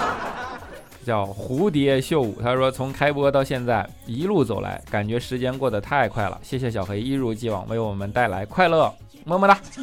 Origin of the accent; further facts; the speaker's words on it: Northeast China, China; moved away; 因为我是东北的嘛